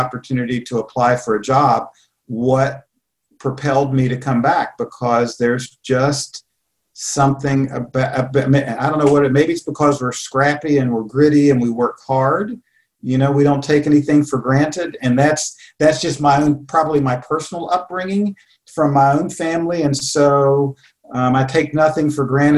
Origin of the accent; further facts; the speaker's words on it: Charleston, West Virginia, United States; also born or lived in Columbus, Ohio / Iowa; I'm a West Virginian. I was born in Charleston.